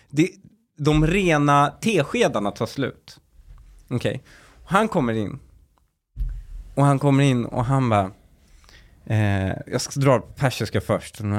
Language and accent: Swedish; Husby, Stockholm County, Sweden; Jag kommer ihåg när jag flyttade från eh, eh när jag flyttade från Husby till Väsby och bytte familj